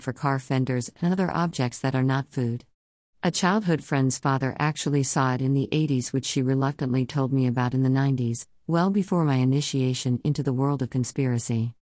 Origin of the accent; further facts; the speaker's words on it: South Carolina, United States; I'm from South Carolina. The heart of it, actually, the hottest place on earth, allegedly, and growing up there